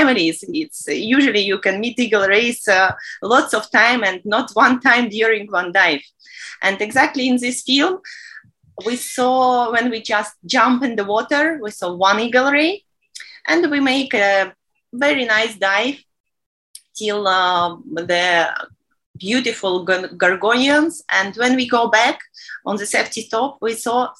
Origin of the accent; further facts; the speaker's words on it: Minsk, Belarus; moved away as an adult; now in Sharm el-Sheikh, Egypt; I'm from Belarus, Minsk